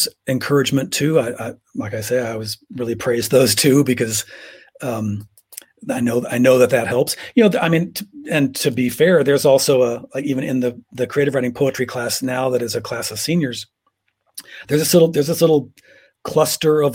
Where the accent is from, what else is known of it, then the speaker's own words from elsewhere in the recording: Pomona, California, United States; I was raised outside of Los Angeles, Pomona, California, kind of a suburb, but not, it certainly wasn't fancy, about 25 miles east of downtown